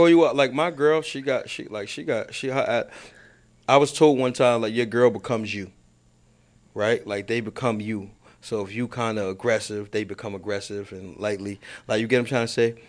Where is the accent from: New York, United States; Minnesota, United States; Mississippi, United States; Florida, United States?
New York, United States; New York City; I'm from Baisley. Well, I'm from both sides